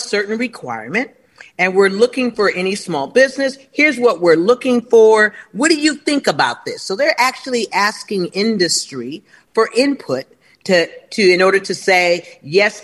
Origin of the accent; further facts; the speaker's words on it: Los Angeles, California, United States; moved away as an adult; I'm from Los Angeles and lived there all my life. I've only been gone about 7 years